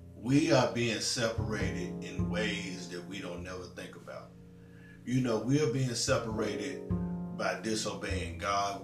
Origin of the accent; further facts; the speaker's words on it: Tennessee, United States; I'm from Tennessee. You know, born and raised in Tennessee, live in Tennessee.